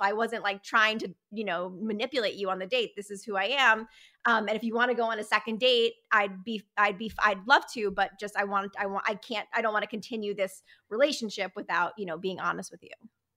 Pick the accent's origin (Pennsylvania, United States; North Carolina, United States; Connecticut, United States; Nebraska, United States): Connecticut, United States; also born or lived in New York; I was born in New York and raised in Connecticut.